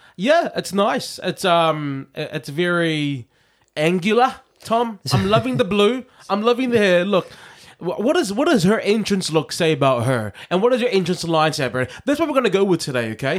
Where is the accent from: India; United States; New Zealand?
New Zealand; now in United Kingdom; I'm from New Zealand